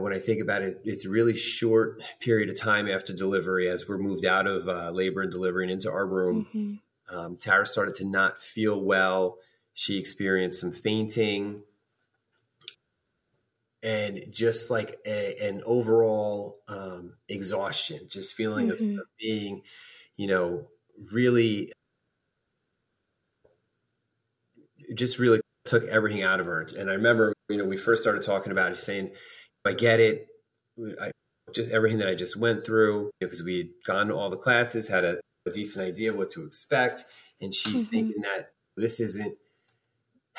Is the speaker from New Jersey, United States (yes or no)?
yes; New Jersey, United States; I am from New Jersey.